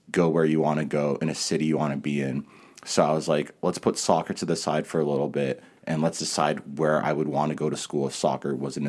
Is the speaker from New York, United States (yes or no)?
yes; New York, United States; But because I grew up in New York a little bit. All my family was still there.